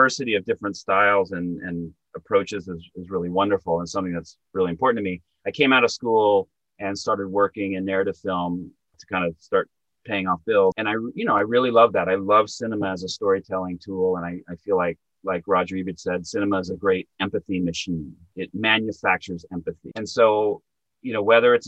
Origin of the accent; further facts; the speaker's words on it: Montana, United States; now in New York, United States; where I grew up in Montana, 9, 10, 11-year-old kids want to play Little League baseball